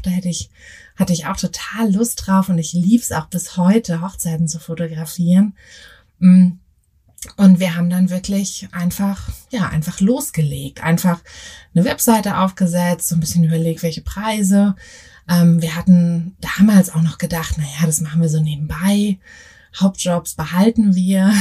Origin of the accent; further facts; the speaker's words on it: Berlin, Germany; also born or lived in Paris; Ich komme ja aus Berlin